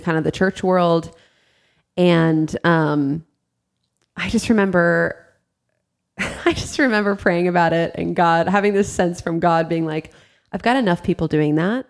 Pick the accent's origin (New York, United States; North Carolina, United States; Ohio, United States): Ohio, United States; also born or lived in South Florida; we moved from South Florida to uh, Ohio when I was in fifth grade